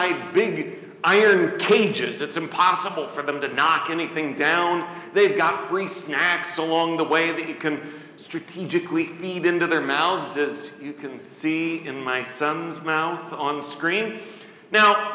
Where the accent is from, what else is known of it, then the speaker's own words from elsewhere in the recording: Midwest, United States; now in Coralville, United States; I'm from the Midwest